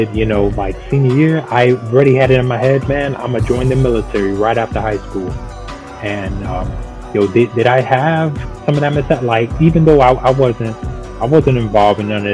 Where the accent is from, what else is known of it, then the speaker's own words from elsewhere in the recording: New York City, New York, United States; I'm from Brooklyn